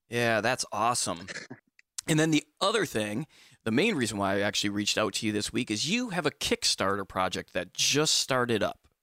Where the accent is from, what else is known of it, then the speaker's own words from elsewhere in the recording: Bay City, Michigan, United States; now in Charleston, United States; I'm also from Michigan originally